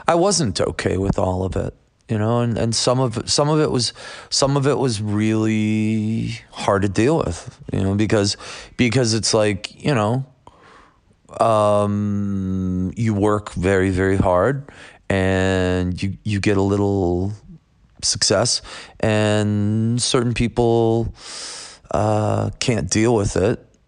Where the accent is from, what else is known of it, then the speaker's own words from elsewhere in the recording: Buffalo, New York, United States; I'm from Buffalo, New York